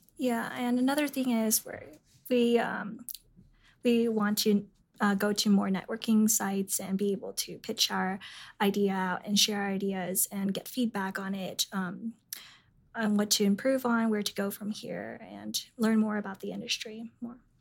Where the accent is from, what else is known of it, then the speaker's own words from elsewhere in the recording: San Jose, California, United States; moved away; I'm from San Jose, California